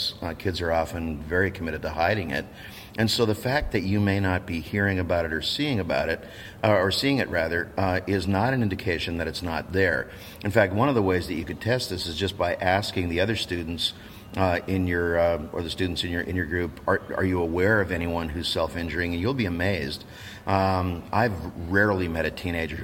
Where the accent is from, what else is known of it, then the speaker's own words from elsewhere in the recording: Canada; I'm a Canadian